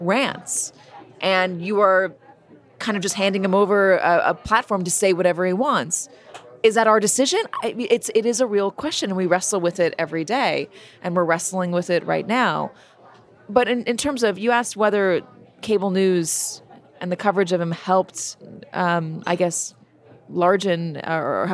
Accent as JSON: {"language": "English", "town": "Los Angeles", "region": "California", "country": "United States", "tie": "born or raised there", "also_born_or_lived": "New York / London", "moved": "yes", "said": "I grew up in Los Angeles. I lived in New York. I lived in London."}